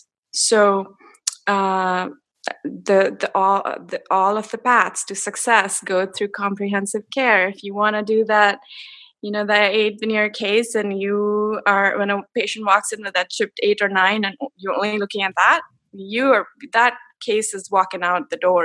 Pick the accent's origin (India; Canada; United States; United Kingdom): India; moved away as an adult; I grew up in India